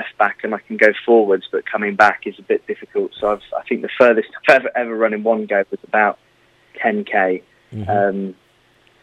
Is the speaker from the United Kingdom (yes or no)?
yes; near Bristol, South West England, United Kingdom; moved away; also born or lived in Bournemouth; So I grew up near Bristol, quite a nice upbringing, good family